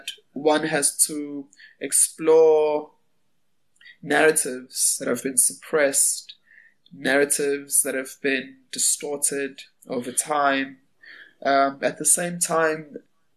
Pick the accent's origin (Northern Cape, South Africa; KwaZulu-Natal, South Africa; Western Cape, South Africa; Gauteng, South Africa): KwaZulu-Natal, South Africa; Durban; I was born in Durban. My family is from a place called Greytown